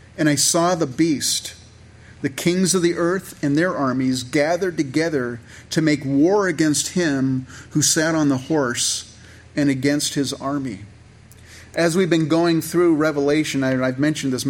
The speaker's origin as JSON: {"language": "English", "area": "Santa Clara Valley", "region": "California", "country": "United States", "tie": "born or raised there", "said": "I grew up in California"}